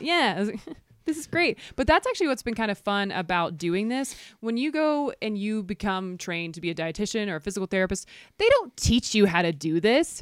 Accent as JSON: {"language": "English", "area": "near Chattanooga", "region": "Georgia", "country": "United States", "tie": "born or raised there", "also_born_or_lived": "Atlanta", "moved": "as an adult", "lives_now": "Jackson Hole, United States", "said": "I grew up near Chattanooga, which has some of the best trails"}